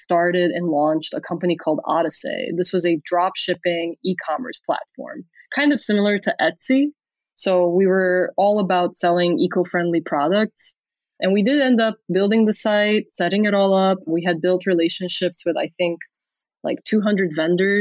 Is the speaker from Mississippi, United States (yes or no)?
no; Chicago, Illinois, United States; also born or lived in Transylvania; I grew up in the 90s, like hardcore Chicago Bulls times.